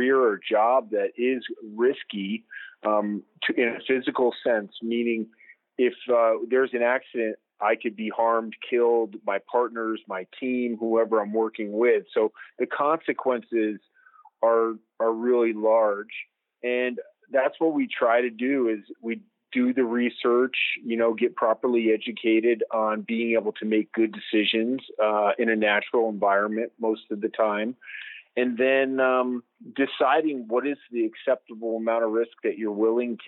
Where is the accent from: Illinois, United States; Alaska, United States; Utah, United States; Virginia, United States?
Utah, United States; Salt Lake City; I am an adventurer from Salt Lake City, Utah.